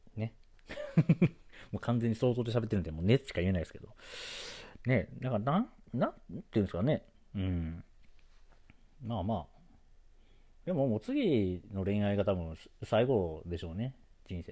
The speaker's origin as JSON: {"language": "Japanese", "region": "Osaka", "country": "Japan", "tie": "born or raised there", "said": "生まれも育ちも大阪"}